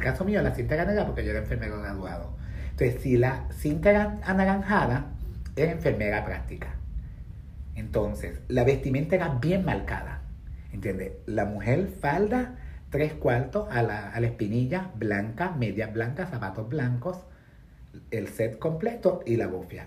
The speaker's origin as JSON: {"language": "Spanish", "country": "Puerto Rico", "moved": "as an adult", "lives_now": "New York, United States", "said": "soy puertorriqueña, nací en la década de los 70"}